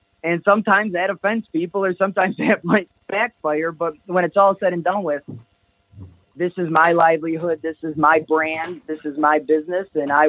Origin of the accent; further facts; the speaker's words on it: Kenosha, Wisconsin, United States; I'm going to buy a t-shirt because I'm from Kenosha and I love Lou Perini's, or because my city is represented.